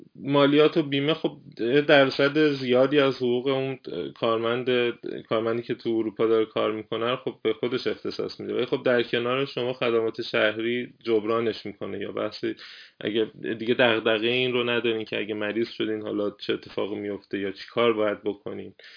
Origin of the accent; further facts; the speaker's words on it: Iran; now in Germany; من میگم ایرانی هستم